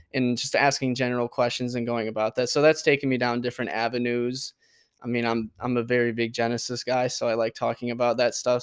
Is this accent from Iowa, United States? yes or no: no; Port Huron, Michigan, United States; I grew up in Port Huron